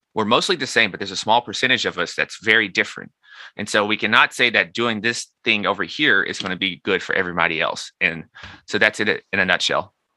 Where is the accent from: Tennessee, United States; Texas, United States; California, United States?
Tennessee, United States; Nashville; moved away as an adult; also born or lived in New York; I'm so from Nashville in New York, two totally different places